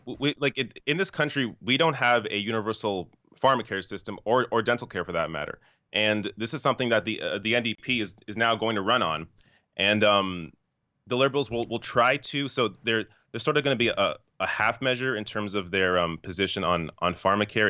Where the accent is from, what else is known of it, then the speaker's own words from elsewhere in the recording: Canada; I'm Canadian.